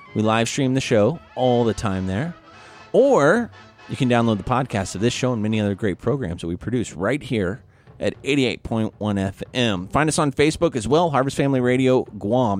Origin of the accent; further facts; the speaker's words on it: Missouri, United States; I'm from Missouri